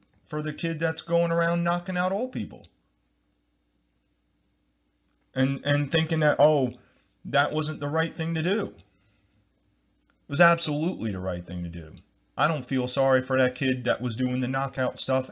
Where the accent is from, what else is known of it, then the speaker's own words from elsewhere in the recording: New Jersey, United States; I'm from New Jersey, United States